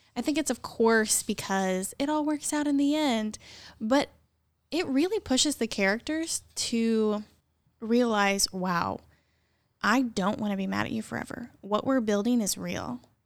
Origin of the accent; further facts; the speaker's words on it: near Columbia, Missouri, United States; moved away as an adult; now in Morganton, United States; I'm from thirty minutes from that town